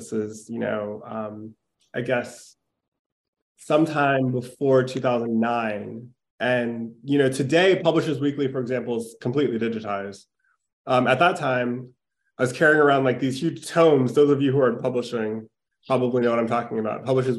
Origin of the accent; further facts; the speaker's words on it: Minneapolis, Minnesota, United States; I am from Minneapolis. So I grew up there